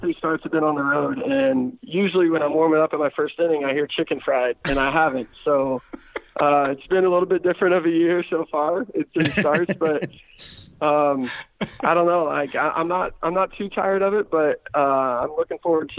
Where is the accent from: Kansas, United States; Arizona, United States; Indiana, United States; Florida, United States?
Indiana, United States; Seymour; He's actually from my hometown. It's about my hometown